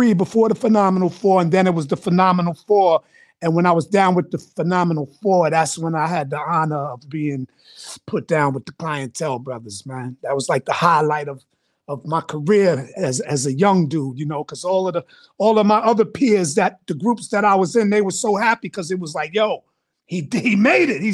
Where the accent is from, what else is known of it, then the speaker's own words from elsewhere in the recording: New York City, New York, United States; I'm from Laurelton, Queens, New York, 220th and Merrick Boulevard originally